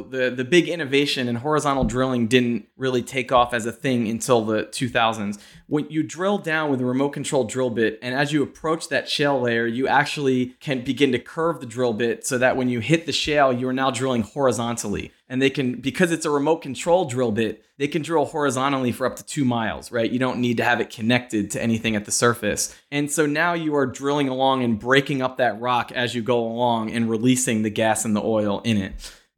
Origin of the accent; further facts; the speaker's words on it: Pennsylvania, United States; I'm from Pennsylvania. And so as it picked up there and I started hearing it being referred to as the Saudi Arabia of natural gas, I was very curious and a bit alarmed about what was happening in my home state.